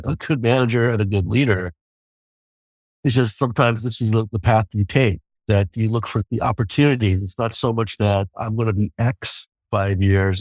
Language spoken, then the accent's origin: English; New York, United States; moved away; also born or lived in Ningbo, China; I'm a kid from New York